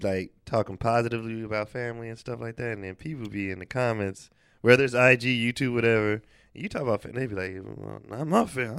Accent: the Bay Area, California, United States; I'm from the Bay

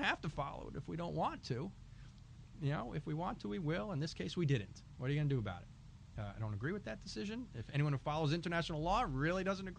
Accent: New York, United States; as a New Yorker

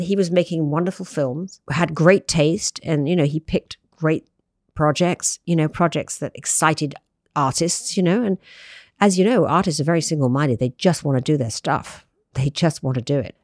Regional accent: United Kingdom; moved away; I'm British

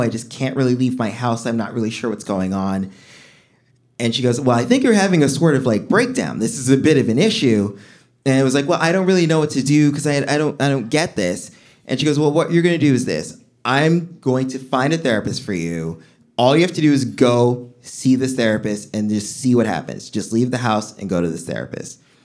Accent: New York City, New York, United States; I'm from Flatbush

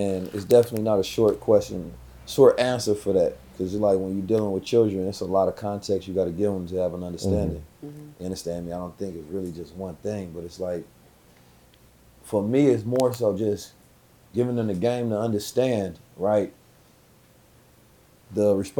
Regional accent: Oakland, California, United States; I'm from Oakland

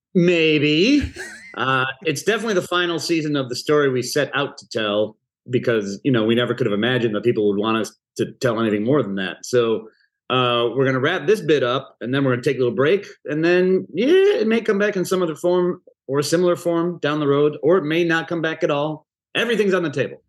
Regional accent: Chicago, Illinois, United States; I'm from Chicago

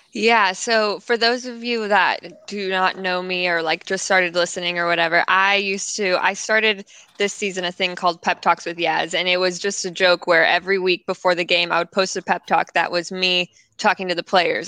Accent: California, United States; I live in Los Angeles, born and raised in California.

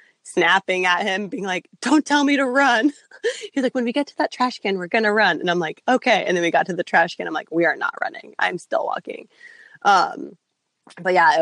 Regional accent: Hopkinton, Massachusetts, United States; So I'm from Hopkinton. Boston Marathon's like my hometown race

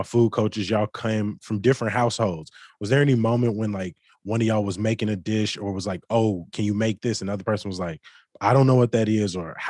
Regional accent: Chicago, Illinois, United States; Because like you, I'm from the South Side of Chicago.

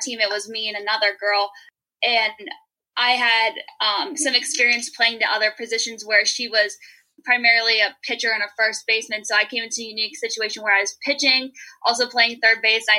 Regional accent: Pittsburgh, Pennsylvania, United States; moved away; also born or lived in Cleveland, Ohio; I'm originally from the Pittsburgh area

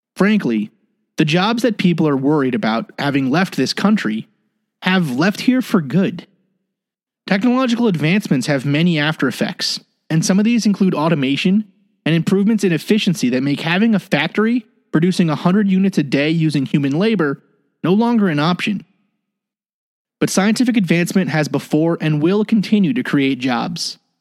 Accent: United States; the United States, my home country

